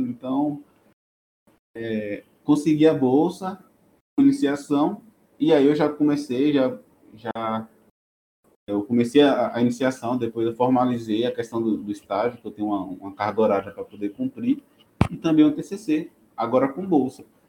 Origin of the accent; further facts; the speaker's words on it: Rui Barbosa, Bahia, Brazil; moved away as an adult; also born or lived in Barreiras, Bahia; now in São Paulo, Brazil; eu sou numa cidade do interior da Bahia chamada Rui Barbosa